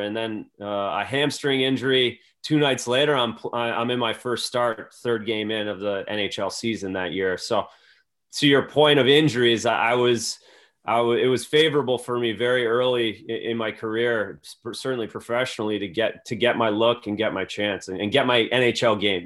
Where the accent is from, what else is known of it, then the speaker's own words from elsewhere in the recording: Belleville, Ontario, Canada; moved away as an adult; now in Boston, United States; played tier two in Wellington, which is right across the bridge from, from my hometown